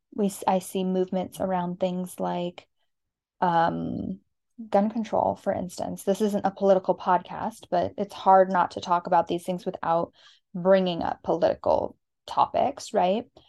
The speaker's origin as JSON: {"language": "English", "region": "Arizona", "country": "United States", "tie": "born or raised there", "moved": "yes", "said": "We are from Arizona"}